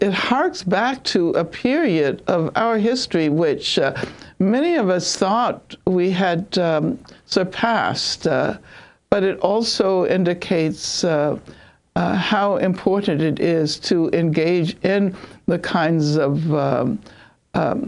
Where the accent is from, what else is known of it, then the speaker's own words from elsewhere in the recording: Birmingham, Alabama, United States; I was growing up in Birmingham